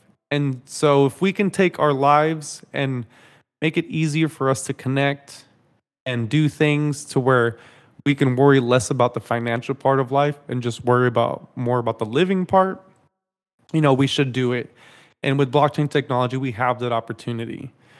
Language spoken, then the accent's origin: English; Dallas, Texas, United States; like I grew up in Dallas, you know, in DFW.